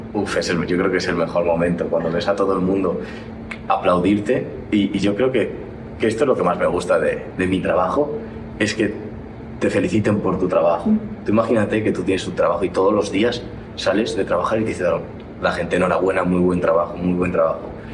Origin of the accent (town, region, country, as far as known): Spain; moved away as an adult; now in United States